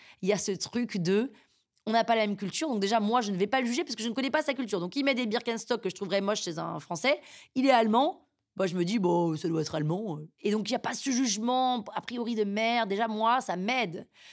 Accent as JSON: {"language": "French", "country": "France"}